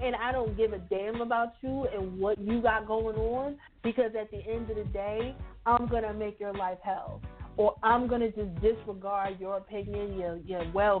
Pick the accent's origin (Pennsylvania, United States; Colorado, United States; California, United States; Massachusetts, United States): Pennsylvania, United States; Philadelphia; I'm from Philly. We put jimmies on our ice cream.